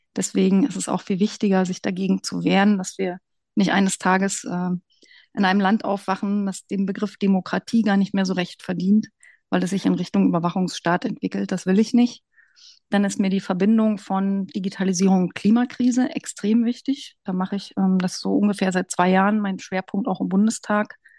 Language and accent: German; Brandenburg, Germany; moved away as an adult; also born or lived in Hesse / England / Fürstenberg an der Havel; Ich komme aus Brandenburg